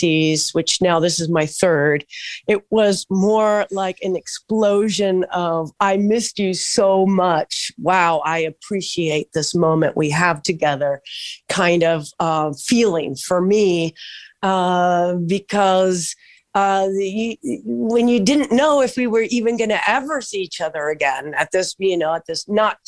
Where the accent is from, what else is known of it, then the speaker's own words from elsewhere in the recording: Southern California, United States; also born or lived in Mar del Plata, Argentina; I'm actually from Southern California. I've been here 40 years plus